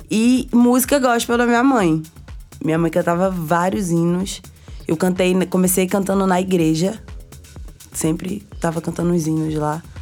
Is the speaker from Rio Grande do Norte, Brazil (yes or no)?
no; Olinda and Palmares, Pernambuco, Brazil; also born or lived in Recife; eu nasci no Recife e cresci entre Olinda e Palmares. Meus pais separados. Eu sempre tive em contato com os dois. Então eu ficava entre o interior, que é a zona da mata, de Pernambuco, Palmares.